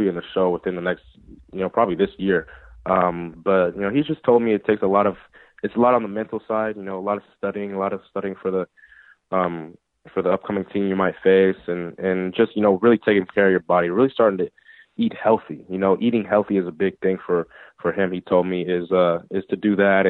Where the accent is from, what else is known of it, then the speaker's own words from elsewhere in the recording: California, United States; I'm from California, and I live like an hour and a half away from High Desert